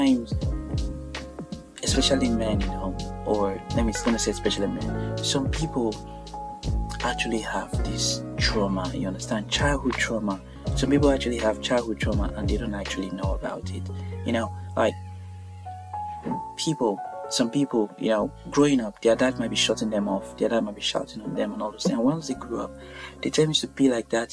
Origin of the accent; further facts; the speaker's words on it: Nigeria; now in Birmingham, United Kingdom; I'm actually Nigerian